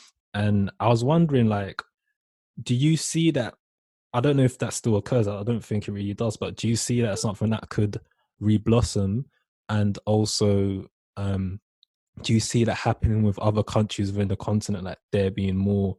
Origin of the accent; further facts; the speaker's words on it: United Kingdom; being a British Ghanaian person